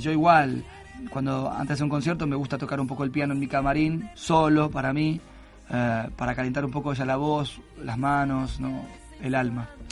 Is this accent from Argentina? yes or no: yes; Argentina; Argentina, que es mi país natal